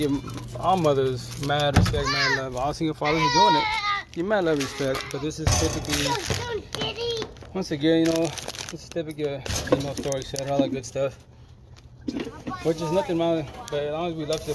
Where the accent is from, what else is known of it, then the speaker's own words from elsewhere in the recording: Yakima Valley, Eastern Washington, United States; also born or lived in Seattle; I'm from Eastern Washington, Yakima Valley